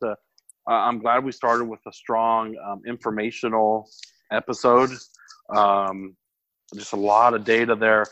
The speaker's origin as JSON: {"language": "English", "area": "Bay Area", "region": "California", "country": "United States", "said": "I'm from the Bay Area."}